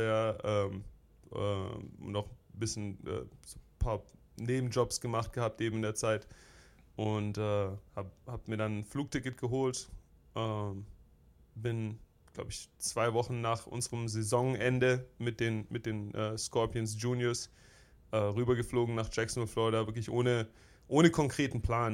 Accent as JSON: {"language": "German", "town": "Stuttgart", "region": "Baden-Württemberg", "country": "Germany", "tie": "born or raised there", "also_born_or_lived": "Filderstadt", "moved": "yes", "lives_now": "United States", "said": "ich bin, äh, bin in Stuttgart geboren im, oh, ich will sagen, Marienhospital direkt okay. Äh, äh, damals und auch in Stuttgart aufgewachsen, zur Schule gegangen"}